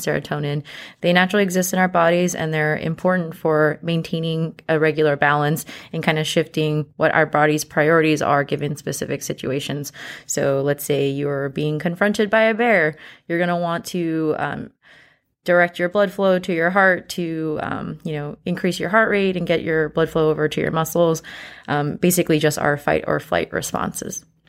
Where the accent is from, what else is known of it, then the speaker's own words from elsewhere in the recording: San Jose, California, United States; moved away as an adult; also born or lived in New Orleans; I'm originally from San Jose, California, and I did medical school in New Orleans